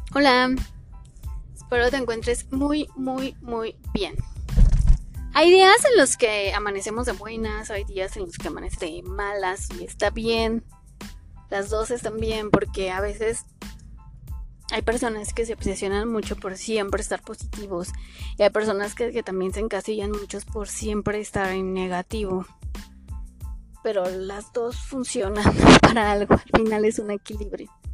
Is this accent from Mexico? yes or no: yes; Mexico; si somos mexicanos